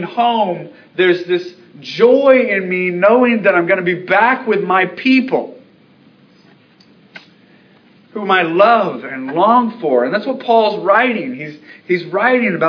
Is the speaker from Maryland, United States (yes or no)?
yes; Baltimore, Maryland, United States; moved away; my hometown, Baltimore